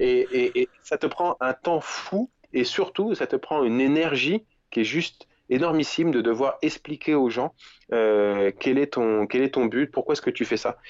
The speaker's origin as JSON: {"language": "French", "country": "France", "said": "Je suis français"}